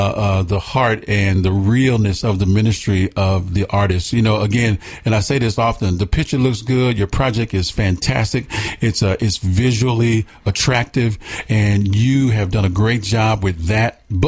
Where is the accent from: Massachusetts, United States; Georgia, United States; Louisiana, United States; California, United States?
Georgia, United States; Atlanta; moved away; I was born and raised on the south side near Cascade Heights.